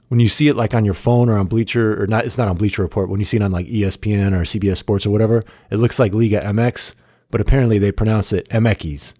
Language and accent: English; United States; as an American